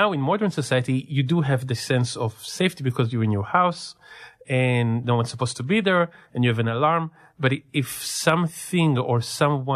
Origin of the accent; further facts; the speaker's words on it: Israel; also born or lived in California; now in San Diego, United States; growing up in Israel and through my time in California. After I moved here